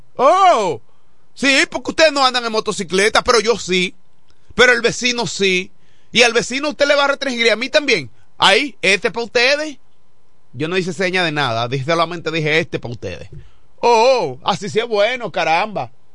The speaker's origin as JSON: {"language": "Spanish", "town": "Villa Hermosa", "region": "La Romana", "country": "Dominican Republic", "said": "somos de Villahermosa"}